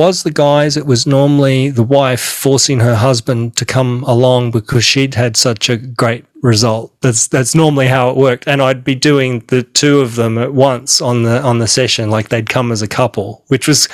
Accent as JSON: {"language": "English", "country": "Australia", "said": "I'm an Aussie, I'm an Australian"}